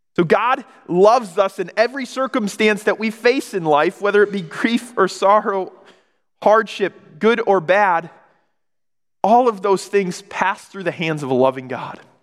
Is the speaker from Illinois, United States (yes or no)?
no; Michigan, United States; moved away as an adult; also born or lived in Oregon; moved back to Michigan, I grew up in Michigan. I was in Oregon